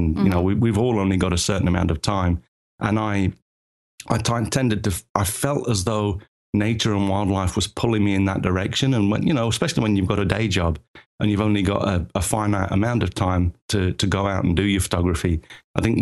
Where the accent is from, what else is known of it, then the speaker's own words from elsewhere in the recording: England, United Kingdom; moved away as an adult; now in Tokyo, Japan; As you can tell from the accent, I'm originally from England, but moved here when I was like 24, which is half my life ago.